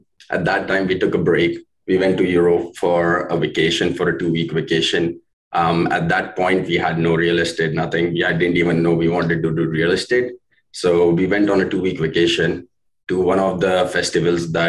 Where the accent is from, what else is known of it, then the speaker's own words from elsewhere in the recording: India; moved away as an adult; now in Canada; we're from India. We were born filthy rich